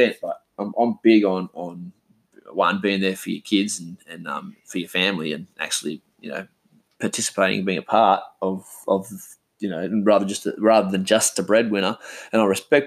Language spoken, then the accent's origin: English; Western Australia, Australia; also born or lived in Perth / Karratha / Port Hedland / Pilbara; I was born in Perth, grew up in Karratha, then back in Perth, then back up in Headland. So I'm sort of West Australian, born and bred